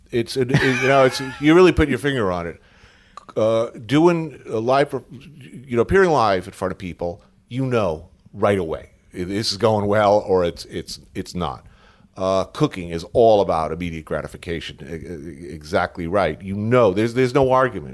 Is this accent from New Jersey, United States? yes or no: yes; Bergen County, New Jersey, United States; also born or lived in New York City; born here, grew up in Bergen County, like, right ac, literally right across the G W Bridge.